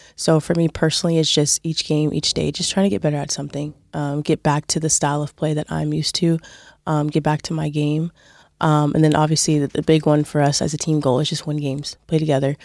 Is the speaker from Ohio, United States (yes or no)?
no; California, United States; moved away as an adult; also born or lived in Utah; now in Waterford, Ireland; I grew up in California